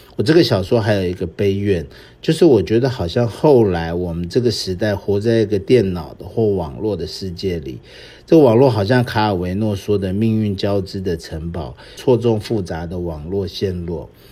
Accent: Taiwan; 我们当时看的电影，我们台湾这边看的电影，当然都是美国进来的这种好莱坞的。

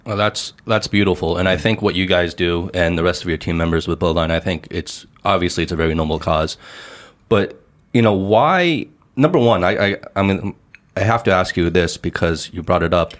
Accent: United States; now in China; When I was growing up in the States, um, in high school

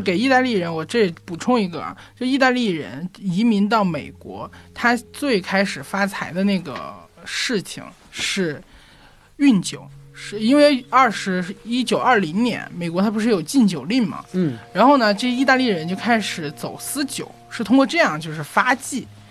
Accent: Chongqing, China; moved away; 我在重庆老家，因为我是重庆人

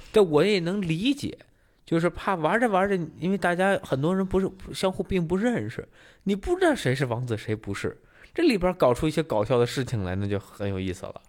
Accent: northern China, China; now in Singapore; 作为一个北方人的，可能稍微开朗了一些

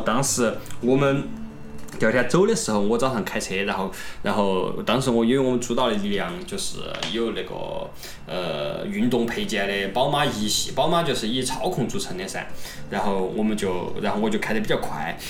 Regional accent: China; moved away as an adult; now in Germany; 我们中国人的文化

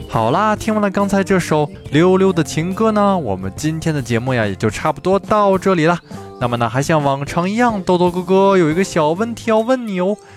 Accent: China; 我们中国人传统的节日——中秋节

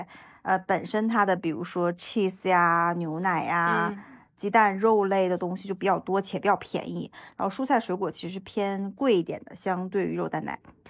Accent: Northeast China, China; moved away; 加上我们家是东北的嘛

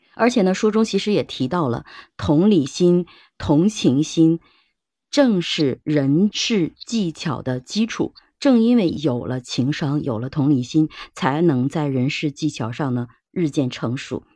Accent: China; 我们中国人

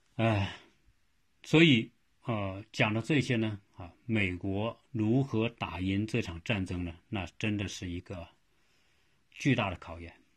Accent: China; now in United States; 我们中国人

